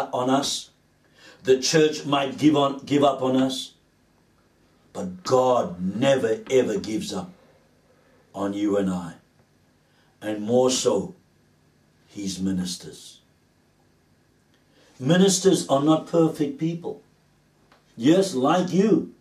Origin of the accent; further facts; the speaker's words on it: Cape Town, Western Cape, South Africa; As a young man, growing up in Cape Town